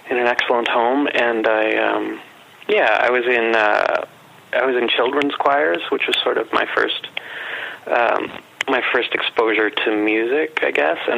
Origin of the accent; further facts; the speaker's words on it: Winnipeg, Manitoba, Canada; So uh, I've been here all my 45 years, and yeah.